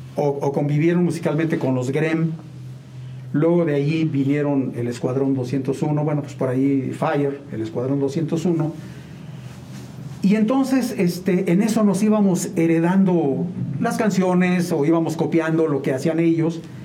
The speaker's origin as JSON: {"language": "Spanish", "town": "San Juan del Río", "region": "Querétaro", "country": "Mexico", "tie": "born or raised there", "also_born_or_lived": "Mexico City", "said": "soy de San Juan del Río"}